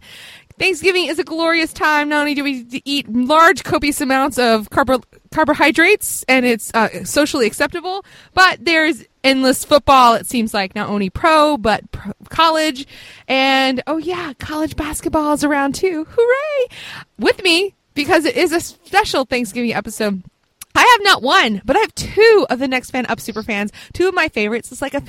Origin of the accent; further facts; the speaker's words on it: the South, United States; and I'm from the South, so they are best with just butter and a little bit of maple syrup and cinnamon, and that's it.